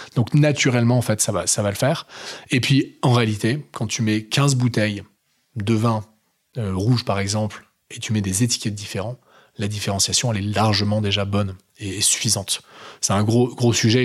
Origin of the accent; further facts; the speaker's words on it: the Nord, Hauts-de-France, France; je suis un vrai ch'ti, tu vois. parents ch'ti, de grands-parents ch'ti, tu vois. Donc, vrai mec du Nord.